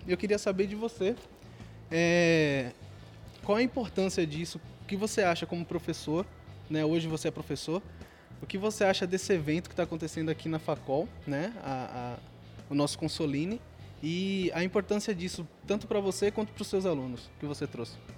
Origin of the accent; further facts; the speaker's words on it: João Alfredo, Pernambuco, Brazil; como eu sou lá de João Fredo também